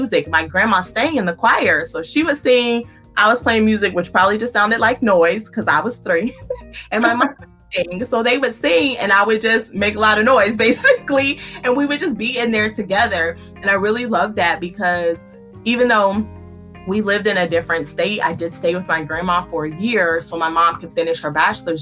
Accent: Louisiana, United States; moved away; I was born in Louisiana. So most of my family lives in Louisiana

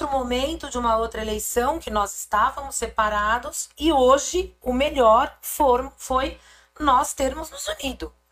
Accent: Santo André, São Paulo, Brazil; also born or lived in São Bernardo do Campo; Não nasci em Santo André, mas sou andreense. Mas nasci aqui do lado. Sou batateira.

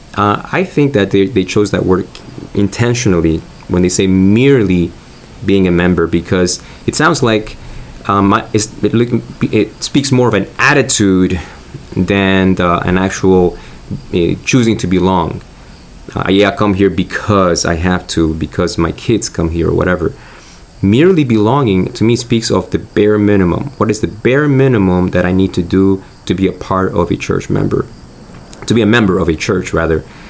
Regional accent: Argentina; now in United States; I'm originally from Argentina. I'm a U.S. citizen right now

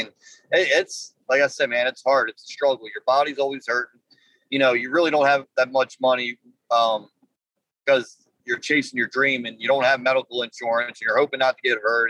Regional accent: Baltimore, Maryland, United States; I grew up in uh, the city of Baltimore

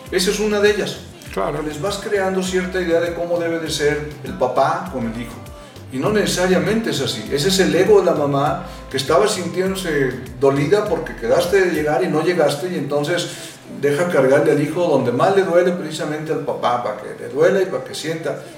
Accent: Mexico; Yo soy mexicano.

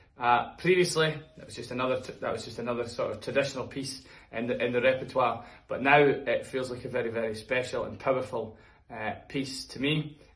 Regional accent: Dundee, Scotland, United Kingdom; my hometown of Dundee.

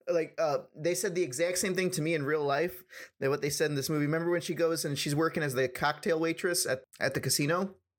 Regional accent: Ohio, United States; moved away as an adult; now in California, United States; I'm originally from Ohio, and then after the military, I ended up coming to California and staying here.

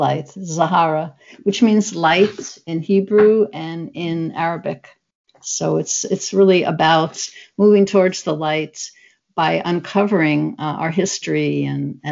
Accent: New York City, New York, United States; now in Seattle, United States; I grew up in the Southeast Bronx, but I live now in Seattle

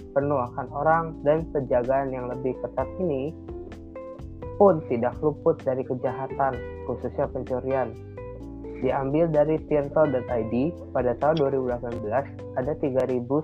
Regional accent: Jakarta, Indonesia; daerah kelahiran saya, yaitu Jakarta

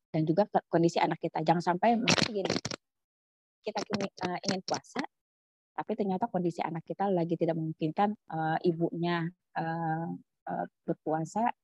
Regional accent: Jakarta, Indonesia; now in Papua, Indonesia; Karena kalau kondisi di Papua itu kan tidak sama seperti asal daerah saya di Jawa gitu di Jakarta.

